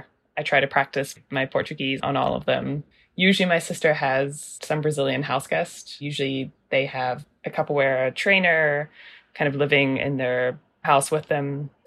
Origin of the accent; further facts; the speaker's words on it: New Zealand; also born or lived in Germany / United States; And my sister and I grew up in New Zealand and Germany. We're both born in the United States.